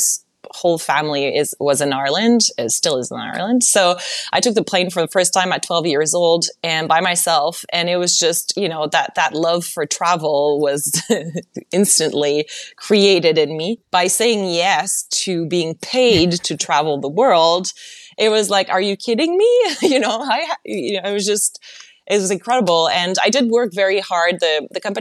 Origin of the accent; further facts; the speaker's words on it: Montreal, Quebec, Canada; English is a second language; moved away as an adult; now in Los Angeles, United States; in Montreal, when at school, no one actually ever told me this